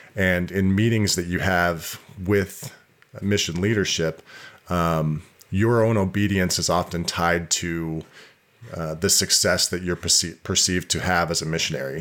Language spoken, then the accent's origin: English; Bountiful, Utah, United States; I was born and raised in Utah, born in Bountiful, Utah